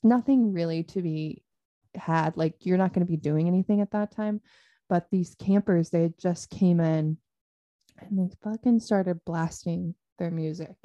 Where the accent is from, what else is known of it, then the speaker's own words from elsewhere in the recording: Chelan, Washington, United States; my hometown of Chelan because it's a big lake town